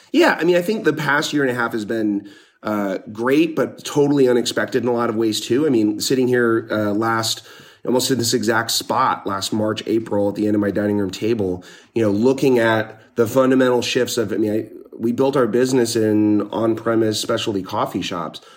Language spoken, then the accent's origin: English; Northeast Pennsylvania, United States; moved away; I grew up in Northeast Pennsylvania, pretty small town